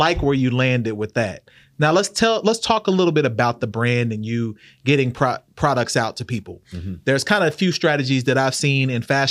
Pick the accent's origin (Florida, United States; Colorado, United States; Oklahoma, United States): Oklahoma, United States; Oklahoma City; moved away; also born or lived in Norman; I'm from Oklahoma.